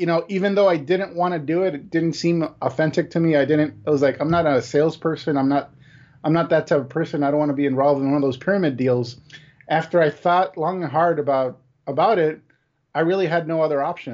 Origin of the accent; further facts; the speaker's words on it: Los Angeles, California, United States; I grew up poor in East Los Angeles. You know, my parents were all born in Mexico. I was born in East LA, just like the movie.